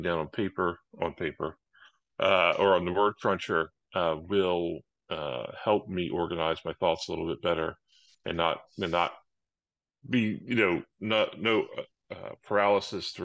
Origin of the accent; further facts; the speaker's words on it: Maryland, United States; accent: Baltimore; now in Atlanta, United States; I was born in Maryland. In the United States, so I have a little bit of a Baltimore accent when occasion, or Washington.